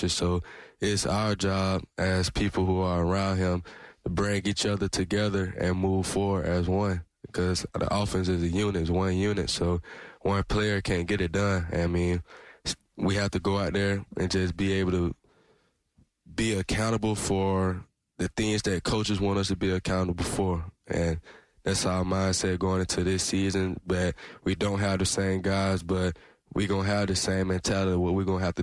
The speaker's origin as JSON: {"language": "English", "town": "Valdosta", "region": "Georgia", "country": "United States", "tie": "born or raised there"}